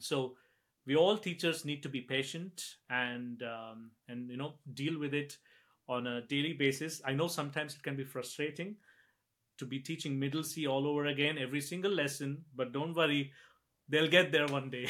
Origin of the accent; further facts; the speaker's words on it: India; now in Scotland, United Kingdom; I'm from India